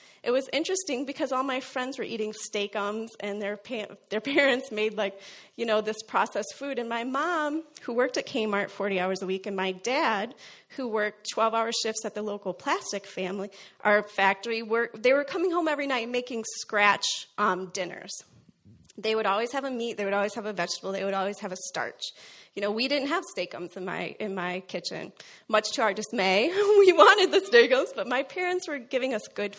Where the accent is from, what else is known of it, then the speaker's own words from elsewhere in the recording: Iowa, United States; also born or lived in Arkansas; now in Michigan, United States; when I was 2, we moved to Iowa